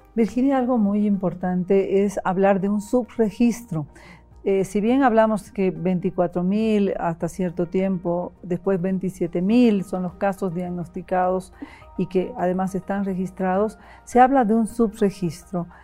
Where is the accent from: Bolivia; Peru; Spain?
Bolivia